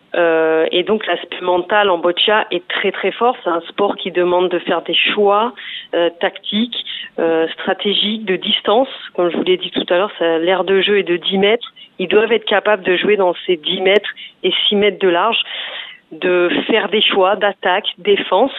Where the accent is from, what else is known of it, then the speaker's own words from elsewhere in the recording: Provence-Alpes-Côte d'Azur, France; je viens de la Provence-Alpes-Côte d'Azur